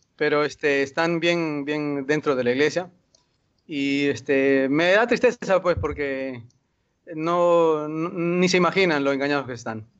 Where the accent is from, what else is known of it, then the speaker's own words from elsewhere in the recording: Lima, Peru; yo soy de Perú, de Lima